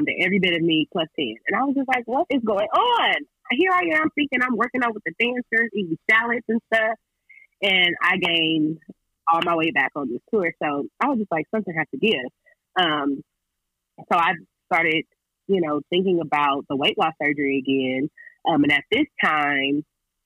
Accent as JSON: {"language": "English", "region": "California", "country": "United States", "said": "I'm from California, so San Diego is literally 2 hours away from my crib"}